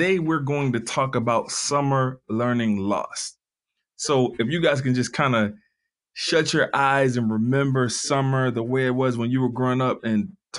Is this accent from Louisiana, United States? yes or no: yes; Covington, Louisiana, United States; I grew up in Covington, Louisiana.